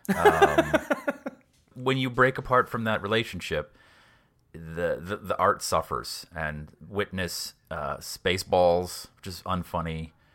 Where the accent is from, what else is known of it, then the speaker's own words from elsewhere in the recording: Boston, Massachusetts, United States; I grew up in Boston